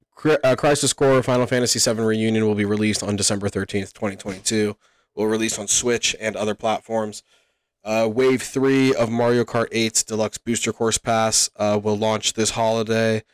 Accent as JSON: {"language": "English", "country": "Canada", "said": "As a Canadian"}